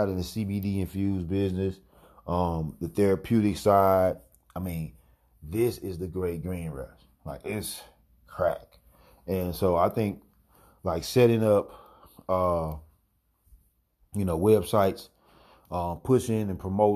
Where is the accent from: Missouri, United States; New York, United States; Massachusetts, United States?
Missouri, United States; my home state, Missouri